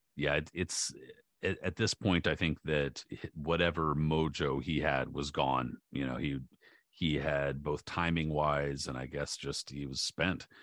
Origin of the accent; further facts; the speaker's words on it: San Diego, California, United States; I grew up in San Diego